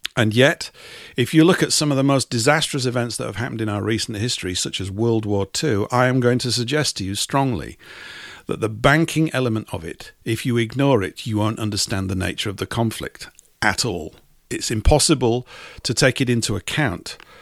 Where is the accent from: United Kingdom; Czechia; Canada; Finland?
United Kingdom; England; an English type